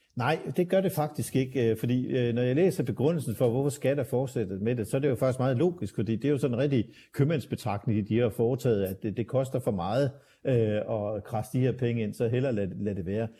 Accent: Aarhus, Central Denmark Region, Denmark; tilbage i min barndom i, i i 60'erne og 70'erne, øh, så kunne øh, min far kigge i vejviseren fra Åbihøj, hvor jeg kommer fra

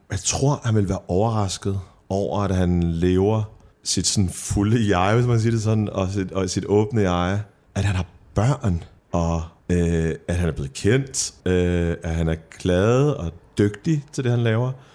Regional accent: Middelfart, Southern Denmark, Denmark; now in Copenhagen, Denmark; Middelfart, hvor jeg voksede op på Fyn

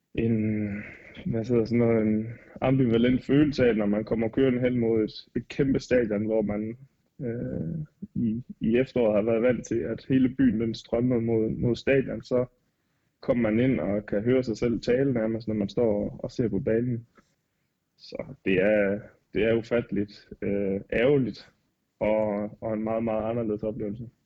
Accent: Denmark; moved away as an adult; now in Regensburg, Germany; hjemme i Danmark

